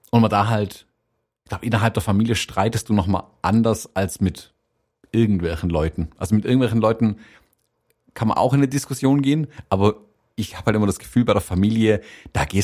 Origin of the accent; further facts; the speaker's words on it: United States; In der Redaktionssitzung sind sie einfach davon ausgegangen, ich bin Amerikaner